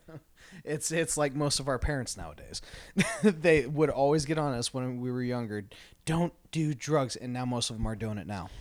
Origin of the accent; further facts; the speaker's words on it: Tucson, Arizona, United States; growing up in Tucson